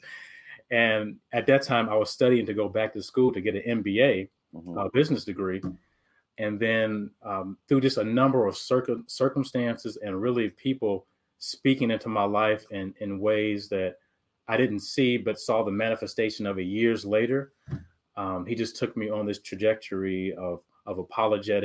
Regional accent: Detroit, Michigan, United States; I'm born and raised in Detroit, Michigan

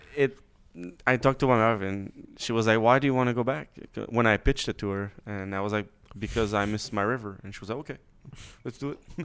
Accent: Quebec, Canada; moved away; I grew up in Quebec

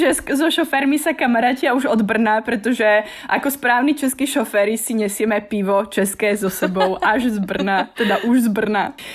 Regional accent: High Tatras, Prešov Region, Slovakia; now in Prague, Czech Republic; pochádzam z Vysokých Tatier

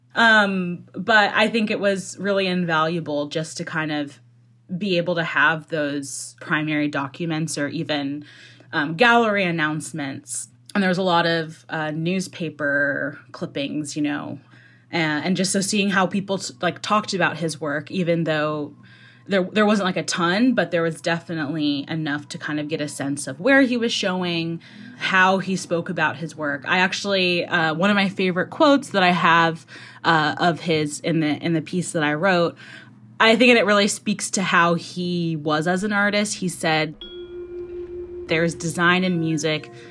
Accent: Seattle, Washington, United States; I grew up in the Seattle area

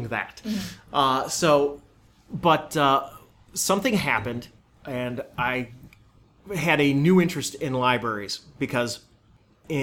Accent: Amherst, New York, United States; I grew up in Buffalo, New York, or the suburbs of Buffalo, New York, Amherst.

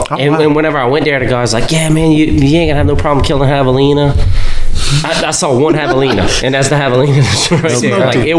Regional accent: South Louisiana, United States; I was from South Louisiana.

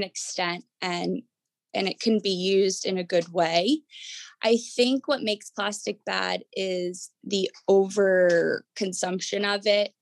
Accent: Jersey Shore, New Jersey, United States; I grew up on the Jersey Shore. I actually grew up clamming with my family.

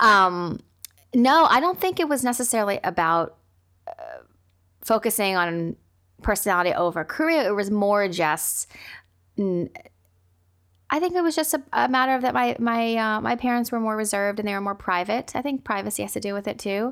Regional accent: United States; being Asian American and growing up with immigrant parents

